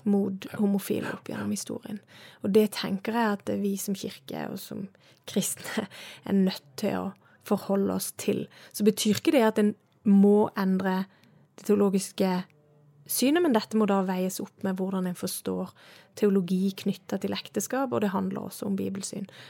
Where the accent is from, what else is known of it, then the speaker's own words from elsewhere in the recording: Søgne, Agder, Norway; also born or lived in Estonia; now in Bergen, Norway; jeg kommer jo fra Sørlandet, du sa det sjøl, jeg er fra Søgne